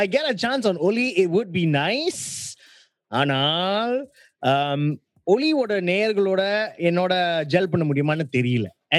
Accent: India; The only reason why I'm special is because I'm Indian.

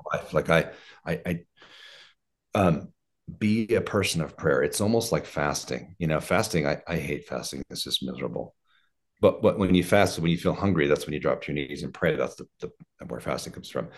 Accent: Oregon, United States; now in Colorado, United States; I was raised in Oregon

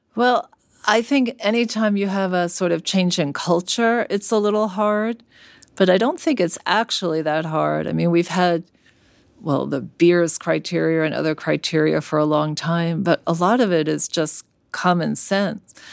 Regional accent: New York City, New York, United States; moved away as an adult; now in San Francisco, United States; I grew up in Brooklyn

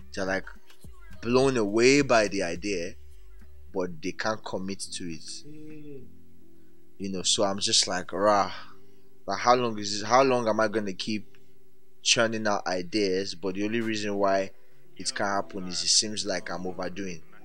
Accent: Ibadan, Oyo, Nigeria; moved away; also born or lived in Warri / Lagos; I was born in Warri, um, grew up in Ibadan, then moved to Lagos.

